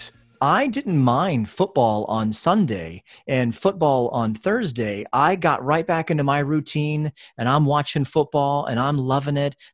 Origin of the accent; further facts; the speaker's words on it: Atlanta, Georgia, United States; I'm from Atlanta